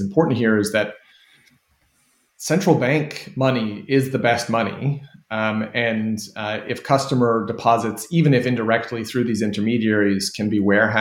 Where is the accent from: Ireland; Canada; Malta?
Canada; moved away as an adult; also born or lived in United Kingdom; I as a Canadian who spent 11 years working in the UK